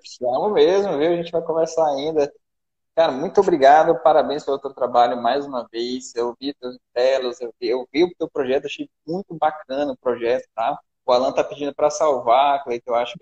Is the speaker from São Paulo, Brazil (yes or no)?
no; Manaus, Amazonas, Brazil; eu sou de Manaus